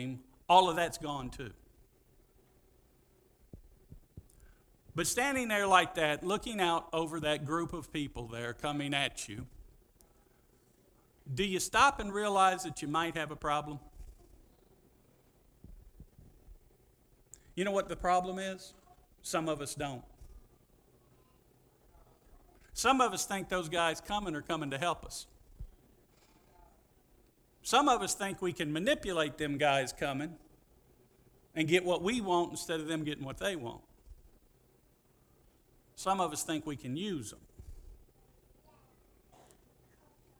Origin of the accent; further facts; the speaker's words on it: Pascagoula, Mississippi, United States; I'm from Pascagoula